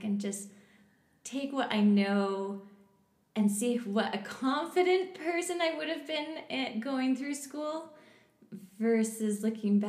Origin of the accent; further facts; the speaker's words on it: West Jordan, Utah, United States; also born or lived in Canada; I was born in Canada, but I moved to the U.S. when I was 8 years old, and I grew up in West Jordan.